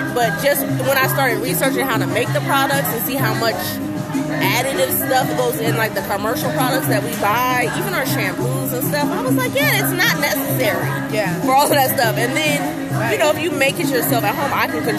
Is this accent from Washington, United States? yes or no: no; California, United States; moved away; I'm originally from California